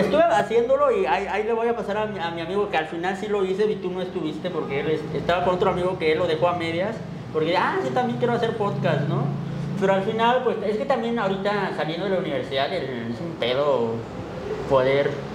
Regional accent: Zinacantán, Chiapas, Mexico; soy de Sinacantán

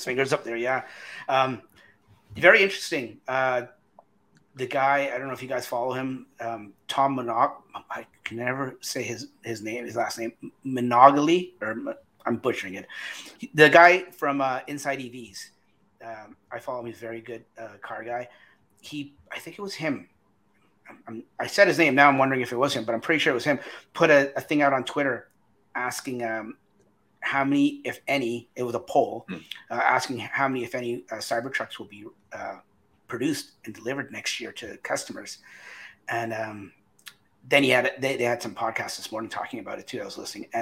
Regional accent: Canada; we're all Canadian

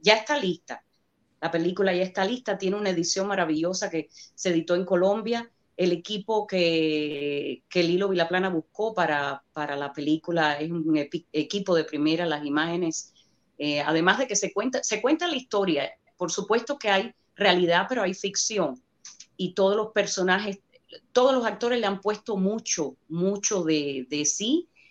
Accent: Cuba; accent: Cuban; now in United States; Los actores cubanos tenemos el, lo que le llaman el problema del acento

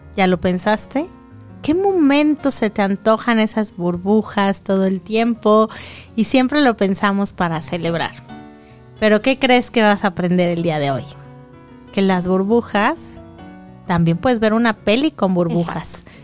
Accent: Mexico; como buenos mexicanos

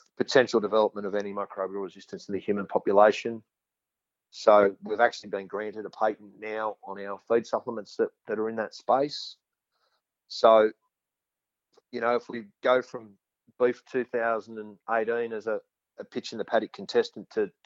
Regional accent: central west New South Wales, Australia; I'm actually originally from a cotton farm in central west New South Wales

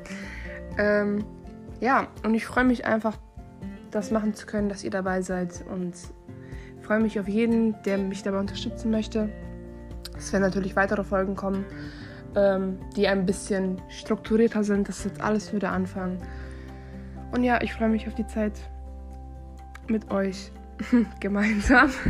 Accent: North Rhine-Westphalia, Germany; ich bin 19, ich komme aus Nordrhein-Westfalen. Ich lebe noch bei meinen Eltern zu Hause

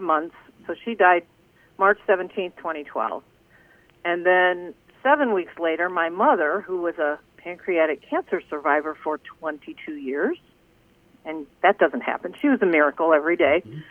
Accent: South Bend, Indiana, United States; I grew up in South Bend, Indiana

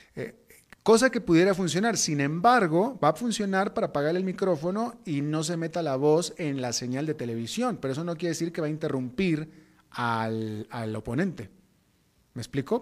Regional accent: Mexico; moved away as an adult; also born or lived in Atlanta, United States; Yo soy mexicano

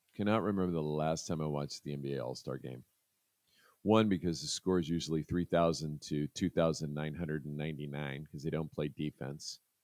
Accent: United States; As an American

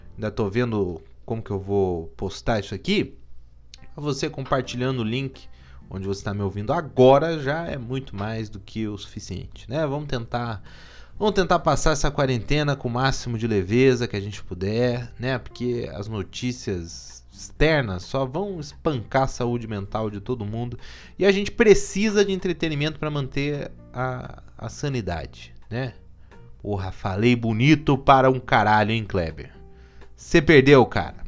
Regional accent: Curitiba, Paraná, Brazil; eu sou de Curitiba

